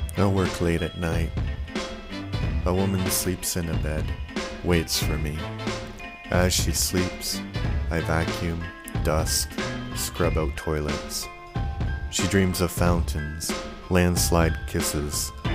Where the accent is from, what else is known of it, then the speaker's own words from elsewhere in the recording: Canada; moved away; I grew up in Canada